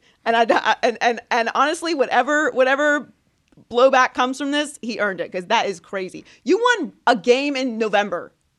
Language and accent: English; Pittsburgh, Pennsylvania, United States; I'm not from New York. I'm from Pittsburgh.